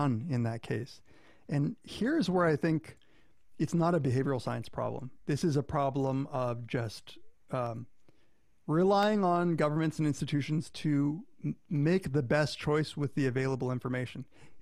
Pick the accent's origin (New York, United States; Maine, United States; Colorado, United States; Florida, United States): Florida, United States; I grew up in Florida